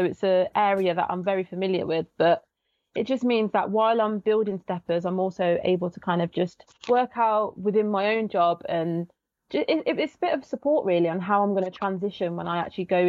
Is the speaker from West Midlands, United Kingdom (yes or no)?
yes; Coventry, West Midlands, United Kingdom; So I was brought up in Coventry, born and bred. My parents are, my background's from Barbados and Jamaica.